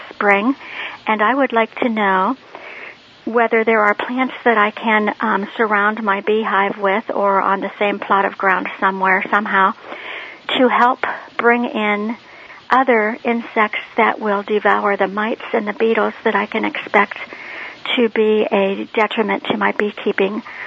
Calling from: Northeast Ohio, United States; I'm calling from Northeast Ohio

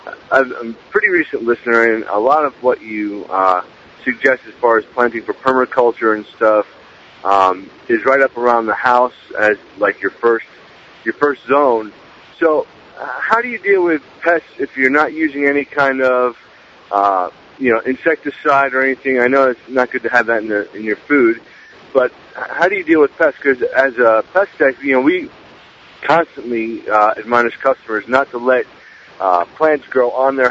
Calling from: North Carolina, United States; Hey, Jack. … I'm calling from North Carolina

